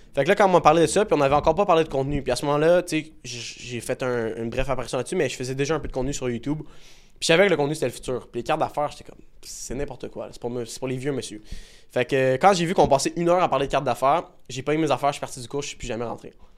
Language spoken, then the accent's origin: French; Laval, Quebec, Canada; je viens de Laval